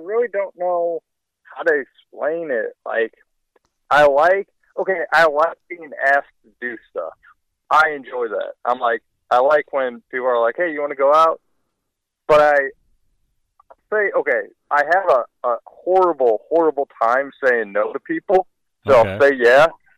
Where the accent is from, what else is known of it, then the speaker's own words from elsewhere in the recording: St. Louis, Missouri, United States; I'm from St. Louis, born and raised